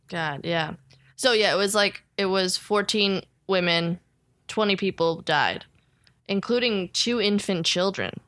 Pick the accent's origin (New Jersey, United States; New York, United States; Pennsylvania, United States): New Jersey, United States; I'm from New Jersey